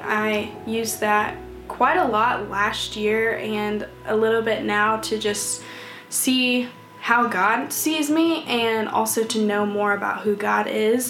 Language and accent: English; Troy, Illinois, United States; moved away as an adult; now in Atlanta, United States; I'm from Troy, Illinois, and you guys probably have no clue where that's at because it's a small town of 10,000 people. And I lived in that town ever since this past year when I moved to Atlanta, Georgia